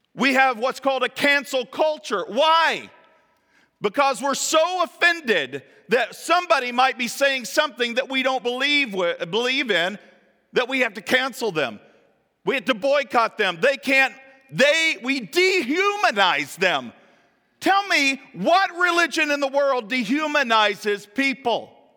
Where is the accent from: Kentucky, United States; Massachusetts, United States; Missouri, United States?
Kentucky, United States; moved away; also born or lived in Ohio / Florida / Pennsylvania; My home is in Kentucky, where my hometown is